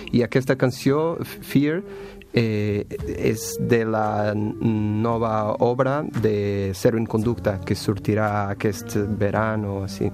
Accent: Portugal; Catalan is a second language; moved away as an adult; now in Barcelona, Spain; soc de Portugal

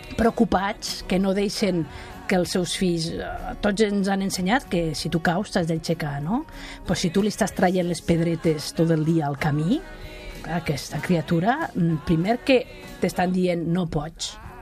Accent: Catalonia, Spain; com som els catalans

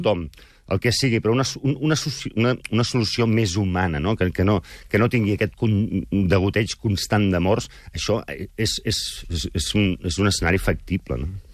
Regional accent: Girona, Catalonia, Spain; also born or lived in Barcelona; now in Manresa, Spain; jo sóc gironí, de fet, eh? visc a Manresa per un tema familiar

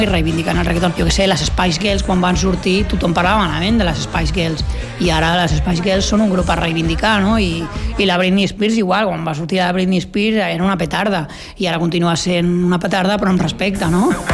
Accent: Barcelona, Catalonia, Spain; som de la Trinitat Vella, de la Trinidad Vieja, nosaltres, i molt orgullosos

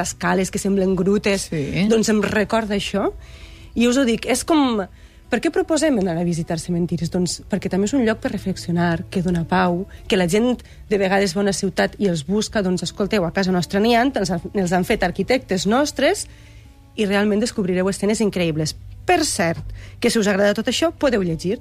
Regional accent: Pego, Valencian Community, Spain

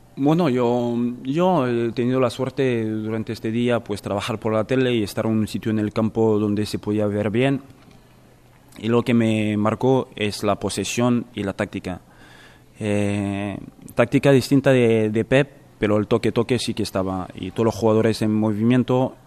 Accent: France; moved away; en mi país y en la capital

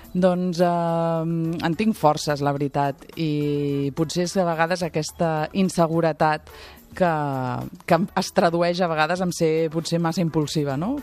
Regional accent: Barcelona, Catalonia, Spain; also born or lived in L'Ametlla de Mar / Agramunt; Jo sóc molt barcelonina, em sento molt barcelonina

